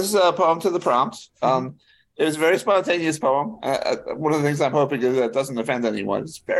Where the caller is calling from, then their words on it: Maryland, United States; In Marys County, Maryland.